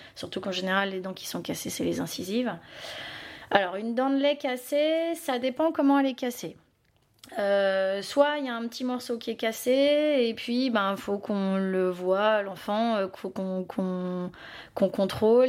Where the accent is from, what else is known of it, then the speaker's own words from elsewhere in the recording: Belgium; Moi, je suis belge